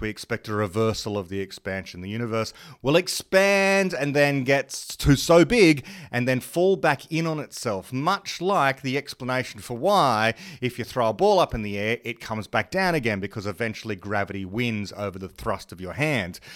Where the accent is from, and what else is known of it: Australia